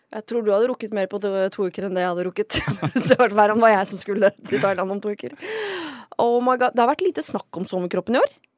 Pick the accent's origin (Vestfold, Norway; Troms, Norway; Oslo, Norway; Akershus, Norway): Oslo, Norway; Jeg er jo født i Oslo sentrum. Ja. ja jeg ble født i Trollhald Meyers gate og har bodd eh, meget sentrumsnært eh, store deler av mitt liv